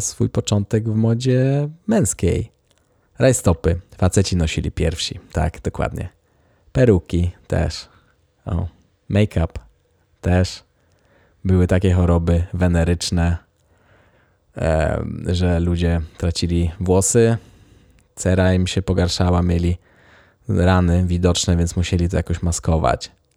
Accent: Poland; moved away as an adult; now in Sweden

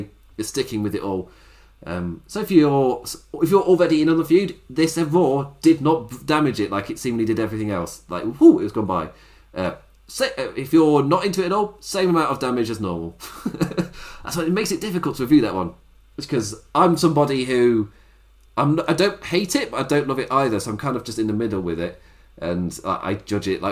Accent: England, United Kingdom; I'm English

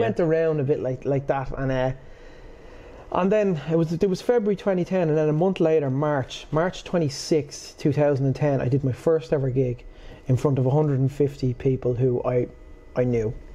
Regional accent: Portmarnock, Leinster, Ireland; also born or lived in Swords / Ashbourne; I'm from Port Marnock

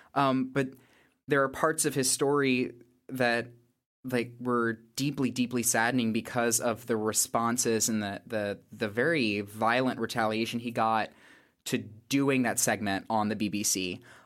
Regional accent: the South, United States; also born or lived in Northern Ireland; being from the South

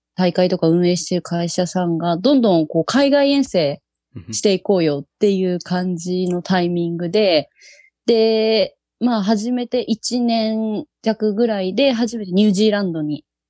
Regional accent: Yokohama, Kanagawa, Japan; 出身は神奈川、横浜です

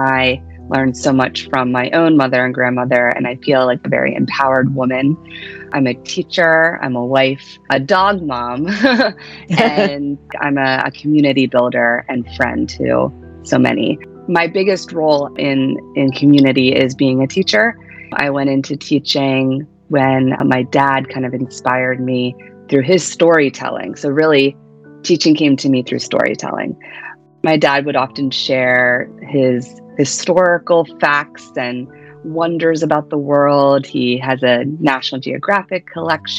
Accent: Pennsylvania, United States; moved away as an adult; also born or lived in Philadelphia / Hawaii / Delaware; now in New Jersey, United States; I'm originally from Pennsylvania.

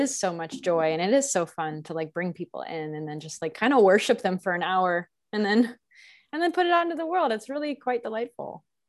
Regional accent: Texas, United States; was born and raised in Texas

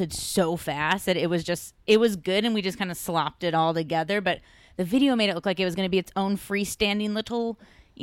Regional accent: Midwest, United States; now in Los Angeles, United States; I'm from the Midwest

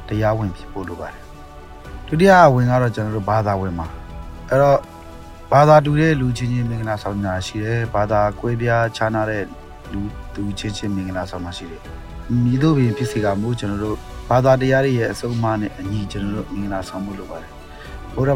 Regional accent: Myanmar

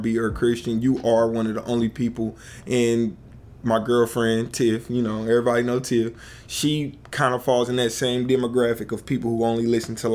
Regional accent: United States; I'm from America

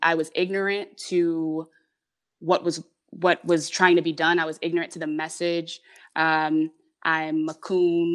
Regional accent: Detroit, Michigan, United States; also born or lived in Hamtramck; I was born in Detroit, but right away, um, we had, we were living in, um, Hamtramck

